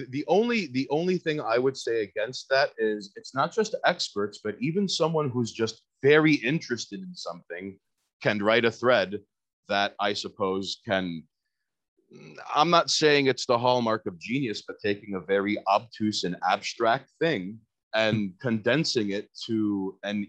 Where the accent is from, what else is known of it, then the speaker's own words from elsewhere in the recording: New York City, New York, United States; I'm born and raised in Queens